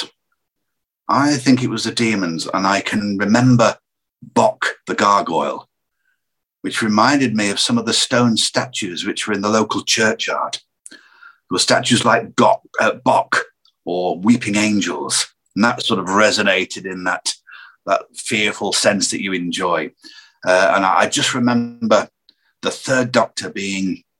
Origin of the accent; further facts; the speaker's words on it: Lancashire, North West England, United Kingdom; where I grew up in Lancashire, there were so many characters around